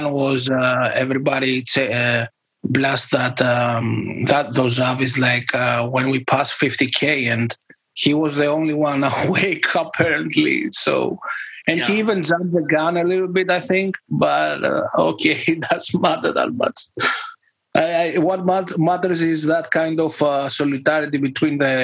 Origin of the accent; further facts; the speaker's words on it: Greece; I'm from Greece